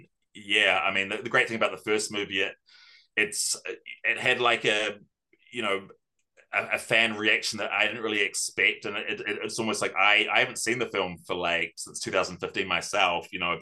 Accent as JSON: {"language": "English", "country": "New Zealand", "tie": "born or raised there", "said": "growing up in New Zealand"}